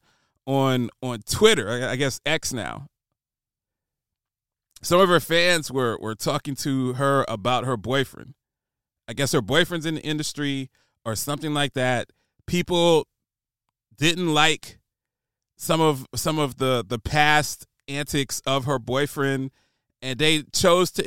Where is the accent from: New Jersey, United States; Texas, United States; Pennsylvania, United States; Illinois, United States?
New Jersey, United States; Trenton; Power 99, Philadelphia, PA, living in Trenton, New Jersey, picking up the Power 99 signal across the Delaware River. That's what I grew up on